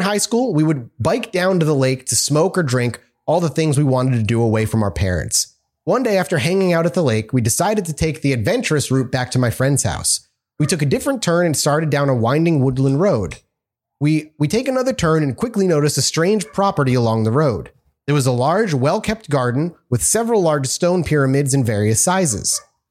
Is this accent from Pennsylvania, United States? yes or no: yes; Pennsylvania, United States; I grew up around Monroe County in Northeast Pennsylvania, which has enough weirdness in and of itself.